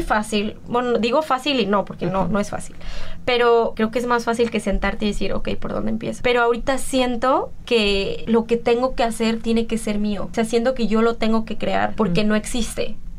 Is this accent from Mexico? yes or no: yes; Mexico; moved away; como mexicanos